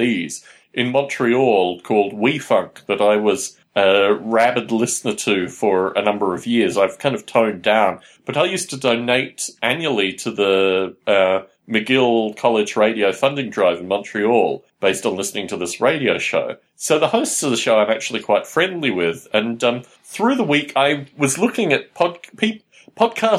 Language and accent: English; Canberra, Australian Capital Territory, Australia; in Canberra, Australia, my hometown